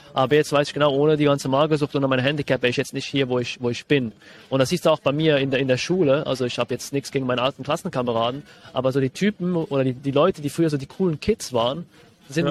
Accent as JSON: {"language": "German", "country": "Switzerland", "said": "Ich bin äh, Schweizer. Vielleicht hört man das ein bisschen raus dann später"}